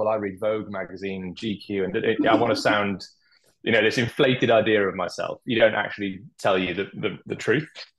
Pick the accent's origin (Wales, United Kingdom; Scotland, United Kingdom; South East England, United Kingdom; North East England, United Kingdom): Wales, United Kingdom; I'm Welsh